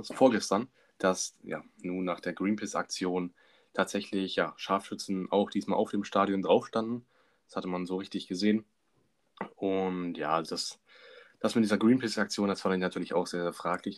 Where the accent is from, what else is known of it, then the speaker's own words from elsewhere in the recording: Germany; als Deutscher